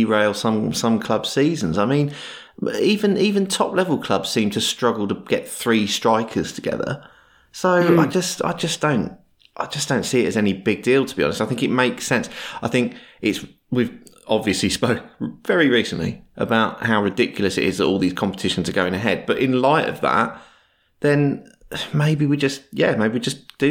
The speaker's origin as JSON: {"language": "English", "country": "United Kingdom", "said": "As a British football viewer"}